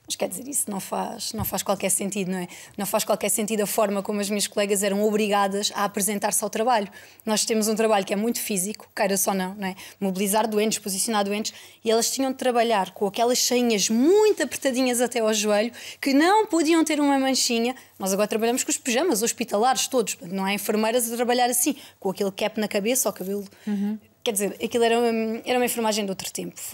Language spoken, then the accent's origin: Portuguese; Portugal; queiramos ou não, eu sou portuguesa, não é? Apesar de, da minha família vir do lado de lá da raia, um, senti que tinha de ficar aqui.